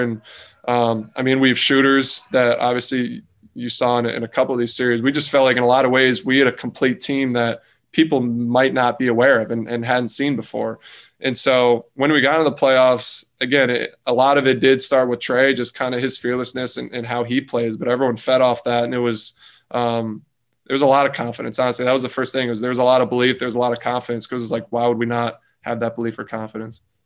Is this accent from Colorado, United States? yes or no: no; Clifton Park, New York, United States; moved away; I'm from New York. I'm not from the city